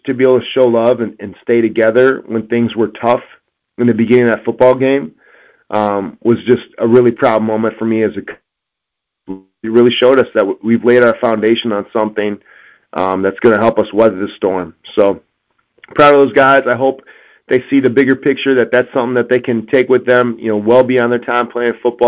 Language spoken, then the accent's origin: English; Wisconsin, United States; moved away; I'm from Wisconsin